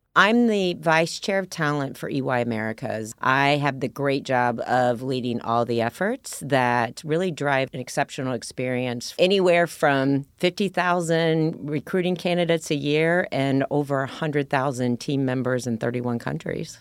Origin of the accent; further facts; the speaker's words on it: Ohio, United States; moved away as an adult; I was from Ohio, I, a small town girl